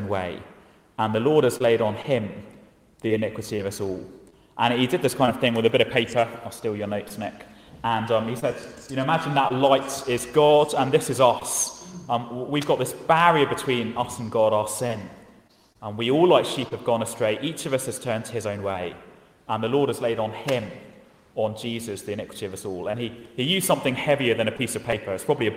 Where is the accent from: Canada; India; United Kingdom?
United Kingdom; England; moved away as an adult; now in Ballyjamesduff, Ireland; I was brought up over in England, you can probably tell from the accent, not in a farming community